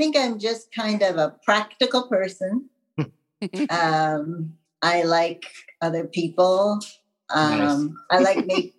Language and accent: English; Wisconsin, United States; So I'm from Wisconsin. I'm practical. Nice. What can I say? I'm a Midwest girl.